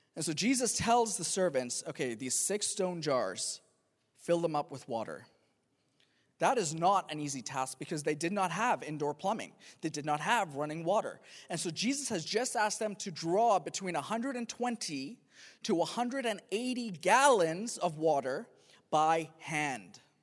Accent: Pakistan; moved away; I'm from, I'm from Pakistan originally

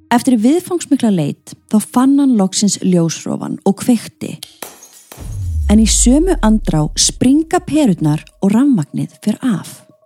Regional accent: Iceland; við Íslendingar

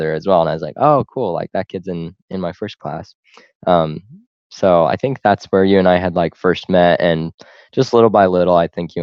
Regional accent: Corvallis, Montana, United States; also born or lived in Utah; there's a place called Corvallis, not Corvallis, Oregon, like most people confuse it, but it's just a tiny little podunk town, and that's where I grew up

